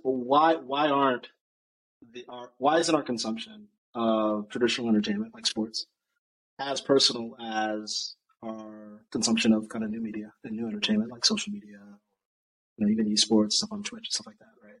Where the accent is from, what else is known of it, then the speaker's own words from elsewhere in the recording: United States; I'm obviously American